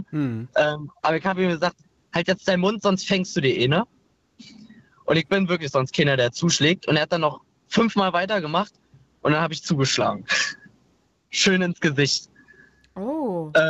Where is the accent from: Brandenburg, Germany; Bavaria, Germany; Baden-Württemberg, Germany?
Brandenburg, Germany; Glöwen; Aus Glöwen.